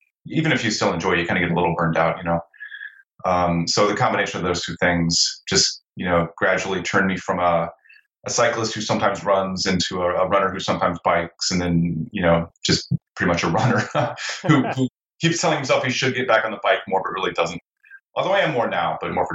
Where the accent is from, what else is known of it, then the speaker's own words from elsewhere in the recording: South Central Ohio, United States; now in Portland, United States; I have grown up or did grow up, it happened in South Central Ohio here in the States. You know, I lived in a pretty small town, pretty rural